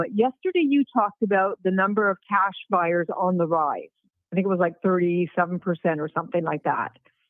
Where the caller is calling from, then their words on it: Charlotte, North Carolina, United States; I'm from Charlotte, North Carolina.